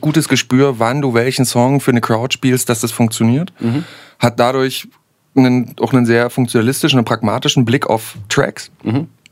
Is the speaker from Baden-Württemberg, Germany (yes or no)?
no; Saxony, Germany; accent: Sächsisch